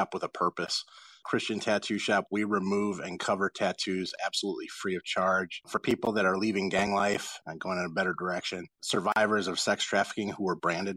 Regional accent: Los Angeles, California, United States; I grew up in South Central Los Angeles in gang neighborhoods

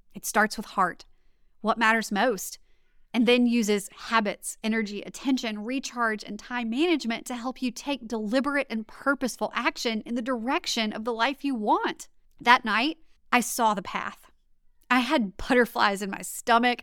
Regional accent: Louisiana, United States; also born or lived in Washington, District of Columbia, United States; I'm from Louisiana, born and raised

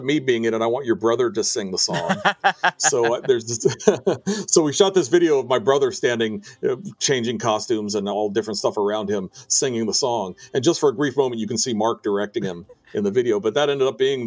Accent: D.C. area, Virginia, United States; moved away as an adult; also born or lived in Washington, D.C.; growing up in the Virginia, D.C. area and staying around there for most of college and after college

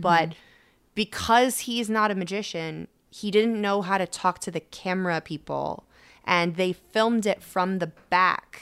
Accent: Connecticut, United States; moved away as an adult; also born or lived in Boston / Las Vegas; now in Los Angeles, United States; I'm from Connecticut, and I was living in Boston when I went full-time, and then moved out to Vegas, and then eventually Los Angeles.

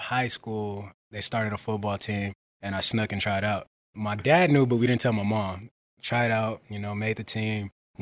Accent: West Coast, United States; moved away as an adult; also born or lived in Carolina; now in Philadelphia, United States; I'm from the West Coast.

